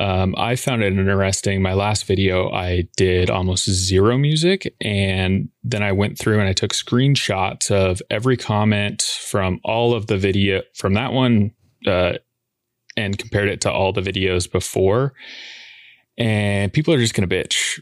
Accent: Boise, Idaho, United States; moved away as an adult; now in Portland, Oregon, United States; I'm from Boise

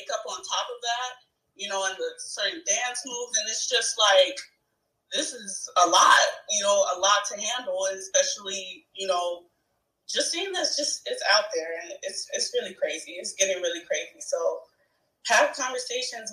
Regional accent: Chicago, Illinois, United States; I'm from Chicago

